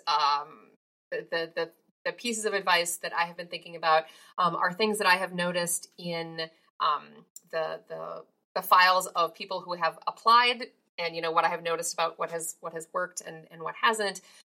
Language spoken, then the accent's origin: English; Minnesota, United States; I grew up in Minnesota